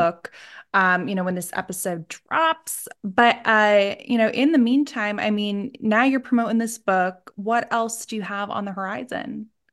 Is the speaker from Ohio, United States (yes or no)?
no; Scranton, Pennsylvania, United States; I'm from Scran-, like, Scranton area, Pennsylvania